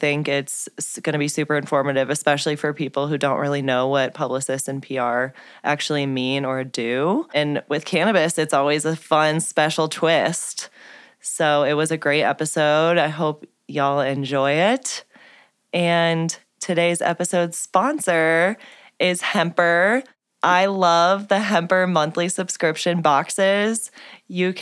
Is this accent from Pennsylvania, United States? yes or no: no; St. Louis, Missouri, United States; moved away; also born or lived in Denver, Colorado; Kim and I are both from St. Louis, and we used to work together at a cannabis agency in Denver